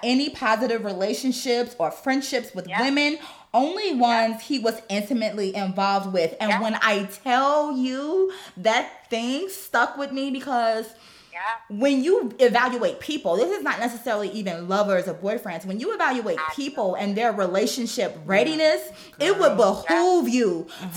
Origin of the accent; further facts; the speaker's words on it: Gary, Indiana, United States; moved away as an adult; also born or lived in Chicago; I was born and raised in Gary, Indiana.